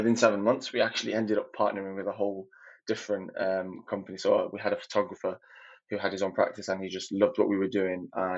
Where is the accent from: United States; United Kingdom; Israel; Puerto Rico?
United Kingdom; Manchester, North West England; also born or lived in Libya; I am from Manchester, but originally from Libya.